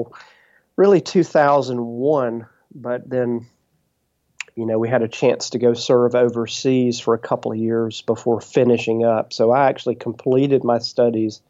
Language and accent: English; Brookhaven, Mississippi, United States; also born or lived in Wiggins, Mississippi / Corinth, Mississippi / Africa; I grew up in Brookhaven and graduated from Brookhaven High School